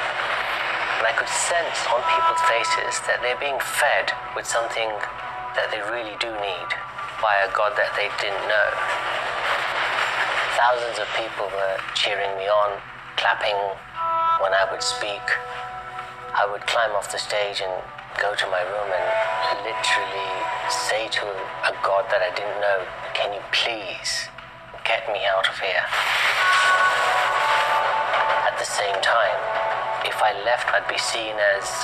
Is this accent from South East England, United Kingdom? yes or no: no; London, United Kingdom; also born or lived in India; growing up in London, my parents were Hindus.